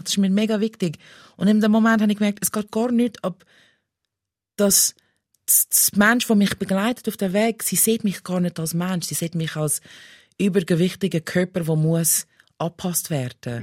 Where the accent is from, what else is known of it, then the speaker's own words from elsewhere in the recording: Pennsylvania, United States; German is a second language; moved away as an adult; now in Switzerland; ich bin in den USA aufgewachsen